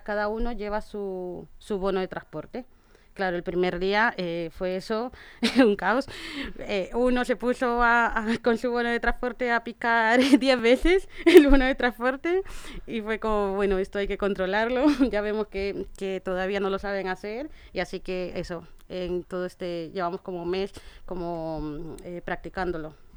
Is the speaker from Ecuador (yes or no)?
yes; Ecuador; now in Spain; yo soy de Ecuador y mi madre allí tenía un restaurante